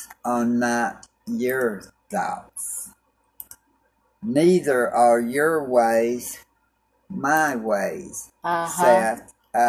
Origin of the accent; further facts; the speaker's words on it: Clarksville, Tennessee, United States; also born or lived in Germany; now in Oklahoma, United States; We're both from Tennessee. I was raised there in Clarksville.